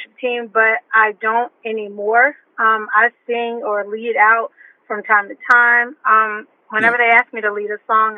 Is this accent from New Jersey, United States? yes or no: no; Shreveport, Louisiana, United States; now in Atlanta, United States; I'm from Shreveport, Louisiana, but I now reside in Atlanta, Georgia